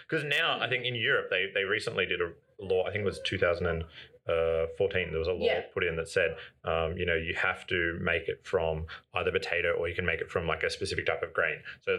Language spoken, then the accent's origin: English; Wollongong, New South Wales, Australia; I'm from Wollongong originally, yeah.